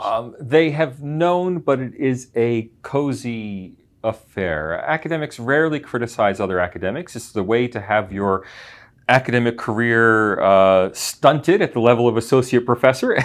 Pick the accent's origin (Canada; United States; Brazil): United States; as an American